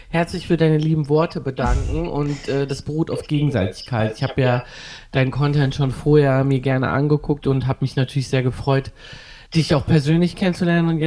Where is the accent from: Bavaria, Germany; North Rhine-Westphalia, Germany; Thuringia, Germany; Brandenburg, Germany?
North Rhine-Westphalia, Germany; Düsseldorf; Ich komme aus Düsseldorf